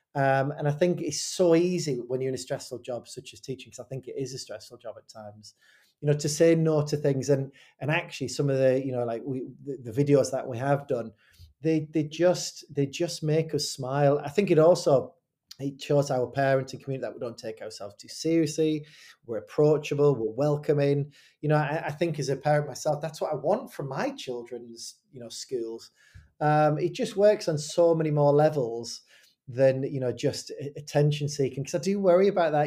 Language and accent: English; Hartlepool, North East England, United Kingdom; moved away as an adult; also born or lived in Fleetwood, England; I grew up in Hartlepool